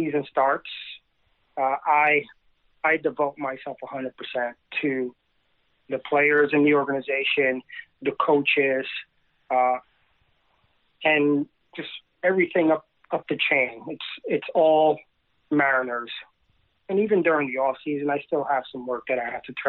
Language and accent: English; Puerto Rico; also born or lived in South Bronx, New York; now in Hudson Valley, United States; from a very young age, I grew up in Puerto Rico, and I have pictures of playing T-ball, maybe 2-3 years old